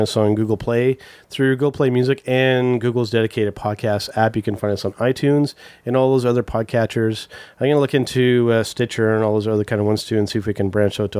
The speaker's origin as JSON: {"language": "English", "region": "Ontario", "country": "Canada", "said": "as a Canadian wrestling fan"}